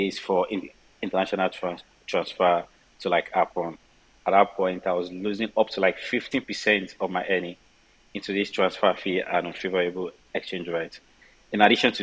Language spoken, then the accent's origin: English; Nigeria; Born in Nigeria. I grew up in Nigeria.